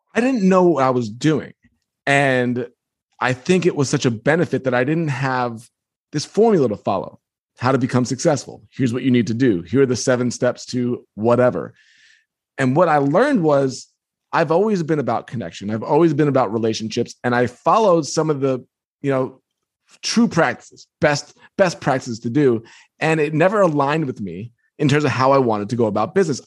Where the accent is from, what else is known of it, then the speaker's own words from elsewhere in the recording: Long Island, New York, United States; I grew up on Long Island